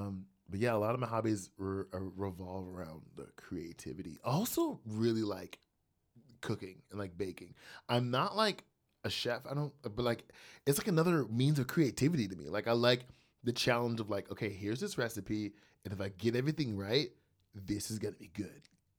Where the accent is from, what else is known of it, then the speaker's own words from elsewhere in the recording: New Jersey, United States; born there; now in Columbus, United States; I live in Columbus, Georgia. I was born in New Jersey.